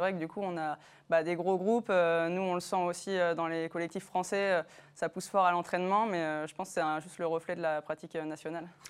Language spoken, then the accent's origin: French; Les Sables-d'Olonne, Pays de la Loire, France; moi je viens des Sables d'Olonne